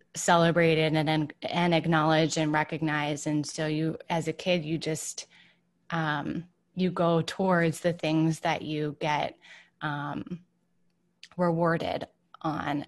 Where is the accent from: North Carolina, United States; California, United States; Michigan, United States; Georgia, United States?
Michigan, United States; Ann Arbor; moved away as an adult; also born or lived in Boston / New York; I grew up in Ann Arbor, Michigan.